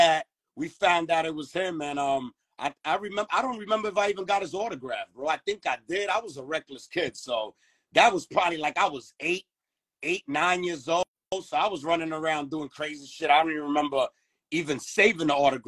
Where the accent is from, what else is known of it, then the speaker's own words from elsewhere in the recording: New York City, New York, United States; also born or lived in Flushing, Queens; growing up in Queens before I even moved to Flushing, I grew up in Corona